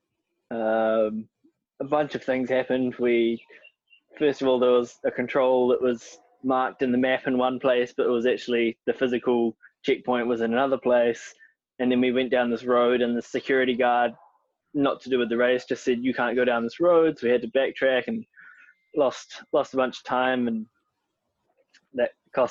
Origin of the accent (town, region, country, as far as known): New Zealand; born or raised there